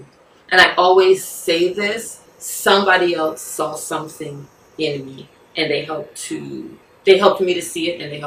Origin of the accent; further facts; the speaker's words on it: New York City, New York, United States; also born or lived in Barbados; I was born in Barbados, came up here when I was like 4 or 5 years old. I grew up in Flatbush, Brooklyn